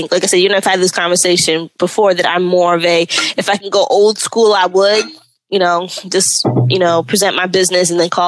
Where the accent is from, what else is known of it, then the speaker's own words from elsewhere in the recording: New York, United States; I'm a New Yorker